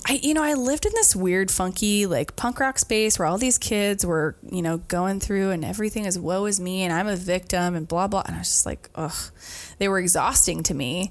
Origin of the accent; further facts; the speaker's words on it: Brightwood, Oregon, United States; moved away as an adult; also born or lived in McMinnville, Oregon / Colorado; I grew up in Brightwood